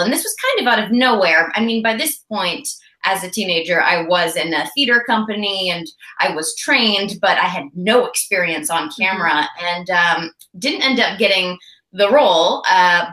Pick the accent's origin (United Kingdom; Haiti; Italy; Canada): Canada; also born or lived in Vancouver, British Columbia; I am a Canadian actor and I'm based in Vancouver, British Columbia.